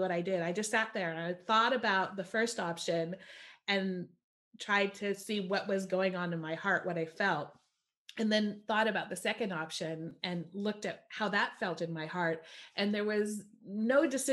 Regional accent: California, United States; moved away as an adult; also born or lived in East Coast of the US; I grew up in California

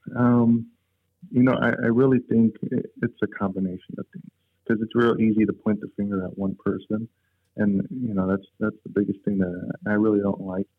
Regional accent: Chicago, Illinois, United States; we all grew up on um, the south side of Chicago

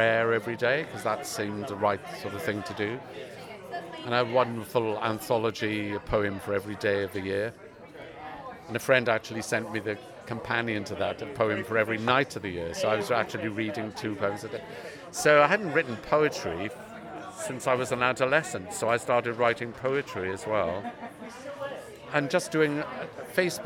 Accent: Swansea, Wales, United Kingdom; moved away; my hometown in Swansea

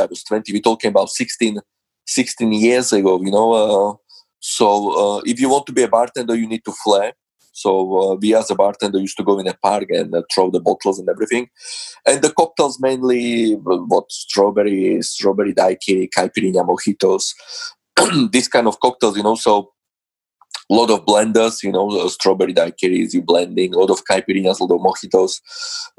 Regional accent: Slovakia; English is a second language; moved away as an adult; now in London, United Kingdom; I was born in Slovakia

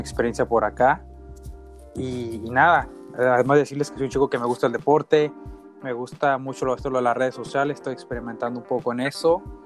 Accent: Uruapan, Michoacán, Mexico; moved away as an adult; now in United States; soy mexicano, soy ahí de, de la ciudad, de, de, la bonita ciudad de Europa, en Michoacán, y, y estoy viviendo ahorita en los Estados Unidos

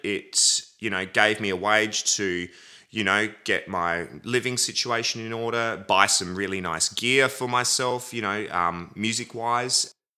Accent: Adelaide, South Australia, Australia; I was born in Adelaide, South Australia, at the Queen Elizabeth Hospital

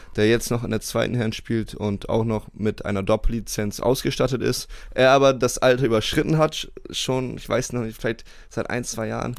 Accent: Bremerhaven, Bremen, Germany; moved away as an adult; also born or lived in United States; als ich 18 war, mhm. bin ich aus Bremerhaven weggegangen und dann nach Amerika ähm, aufs College

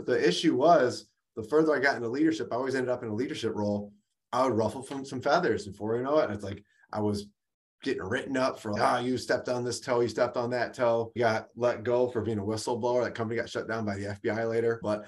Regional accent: Detroit, Michigan, United States; also born or lived in California; we grew up here rough in the Detroit area, in Detroit proper.

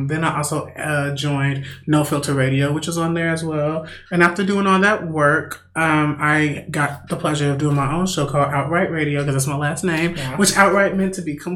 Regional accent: Gary, Indiana, United States; also born or lived in Merrillville, Indiana; I'm from the Gary, Indiana area as well

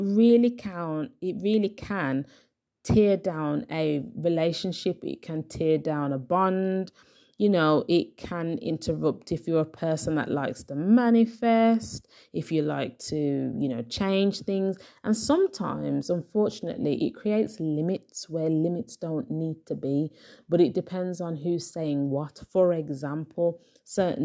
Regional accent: Birmingham, West Midlands, United Kingdom; my hometown, Birmingham

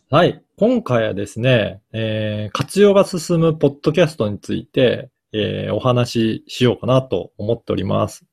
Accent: Okayama, Japan; moved away; 私の実家が、はい。岡山なんですね

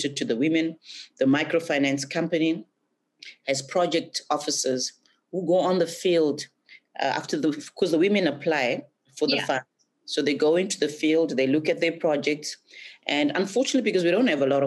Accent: Zimbabwe; moved away as an adult; now in Australia; the time that I was going back to Zimbabwe every semester

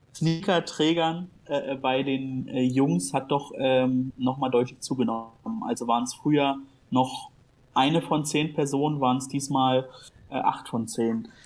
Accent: Berlin, Germany; ich als Berliner

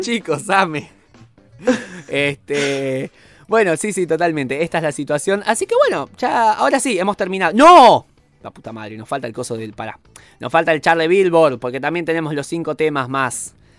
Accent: Argentina; nuestra historia eh, tanto argentina como latinoamericana

